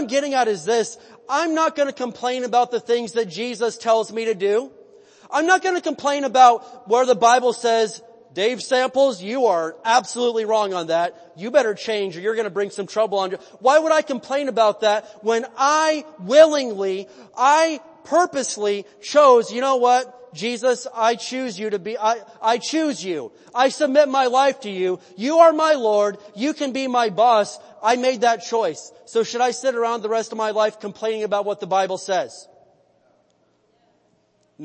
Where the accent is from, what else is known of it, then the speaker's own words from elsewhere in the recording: United States; I was born in America